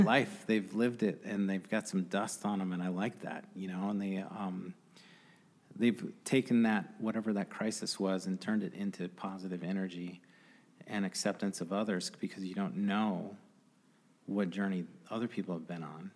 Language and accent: English; Grand Rapids, Michigan, United States; as a guy growing up on the Northeast Side